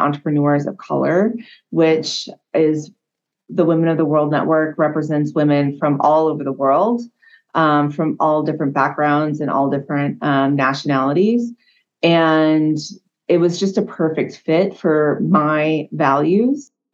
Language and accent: English; California, United States; now in Hawaii, United States; I was born and raised in California